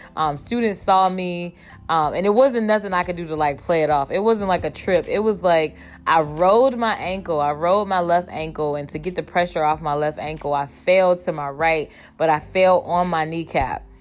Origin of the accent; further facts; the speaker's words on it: Cleveland, Ohio, United States; moved away; I was born and raised in Cleveland